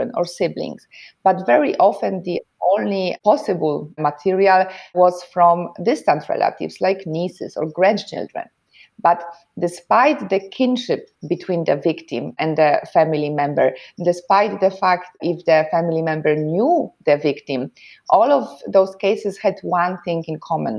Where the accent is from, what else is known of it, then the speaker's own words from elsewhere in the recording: Poland; moved away as an adult; now in Germany; I was born and raised in Poland. I live and work in Germany